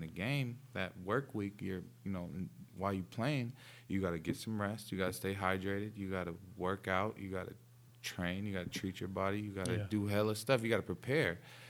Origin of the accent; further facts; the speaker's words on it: New York, United States; Born and raised in New York